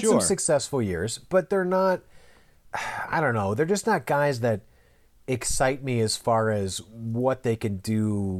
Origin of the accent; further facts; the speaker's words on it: Minnesota, United States; in Minnesota, so it's